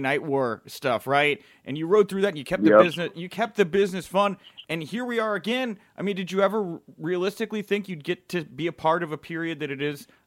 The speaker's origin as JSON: {"language": "English", "region": "Texas", "country": "United States", "tie": "born or raised there", "moved": "yes", "lives_now": "Chicago, United States", "said": "I'm in Chicago and I grew up in Texas"}